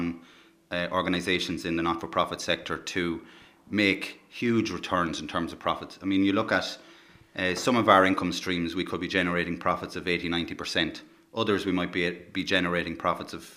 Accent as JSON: {"language": "English", "town": "Cavan", "region": "Ulster", "country": "Ireland", "tie": "born or raised there", "also_born_or_lived": "Dublin", "moved": "yes", "lives_now": "Hospital, Ireland", "said": "I grew up in Cavan, and then I spent a long time in Dublin"}